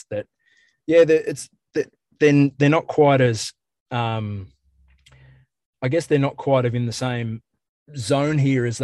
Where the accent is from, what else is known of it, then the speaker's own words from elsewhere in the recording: Australia; I guess as an Australian and as a as an … tragic as well